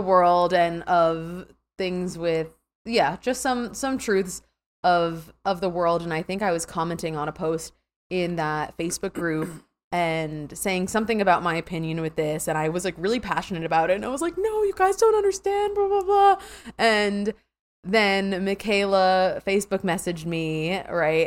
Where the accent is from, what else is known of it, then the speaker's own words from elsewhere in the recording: New York, United States; I'm from New York, so I'm living on Long Island, New York right now.